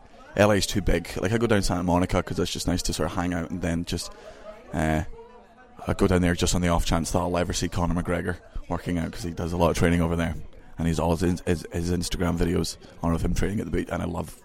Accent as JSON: {"language": "English", "region": "London", "country": "United Kingdom", "tie": "born there", "said": "when I came down to London, I was born in London, but I didn't understand."}